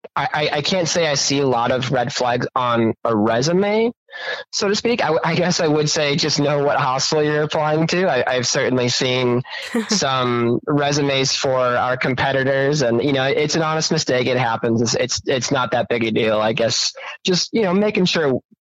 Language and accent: English; Minneapolis, Minnesota, United States; moved away as an adult; now in Boise, United States; I'm from the Twin Cities, and that has more people in the metro area than the entire state of Idaho